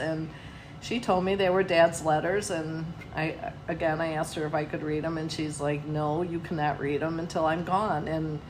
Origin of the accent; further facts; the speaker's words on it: Oak Park, Illinois, United States; I grew up in Oak Park, Illinois, and I am the middle child of five. My mom and dad, my mom actually lived in Oak Park, so we're really five generations coming from that town, and I loved it there, and I would move back there in a heartbeat.